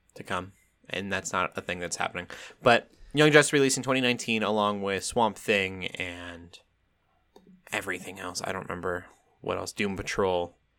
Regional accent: Colorado, United States; moved away; also born or lived in South Dakota; I'm from Colorado. But I'm also from South Dakota a little bit, and that ranch town life

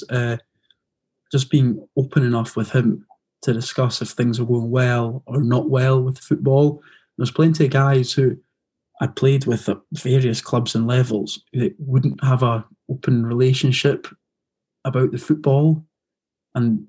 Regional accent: Edinburgh, Scotland, United Kingdom; moved away; they found out I was from Edinburgh

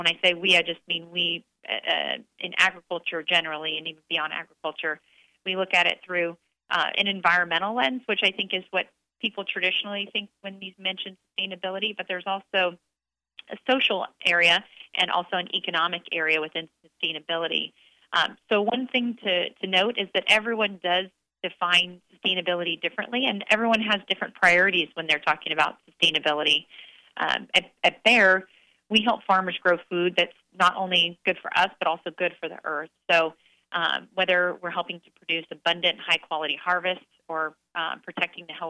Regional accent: Clovis, California, United States; I grew up in Central California in a little town called Clovis outside of Fresno

